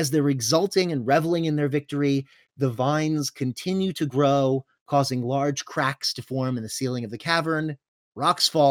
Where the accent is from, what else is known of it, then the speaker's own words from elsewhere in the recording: Florida, United States; We are from Florida, not Georgia